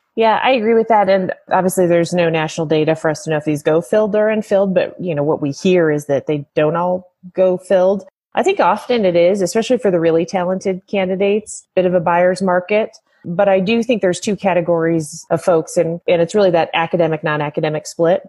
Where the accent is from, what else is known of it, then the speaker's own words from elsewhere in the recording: Colorado, United States; moved away as an adult; Colorado's pretty uh, pretty amazing, and I confess I'm a native uh, and left for 15 years and and came back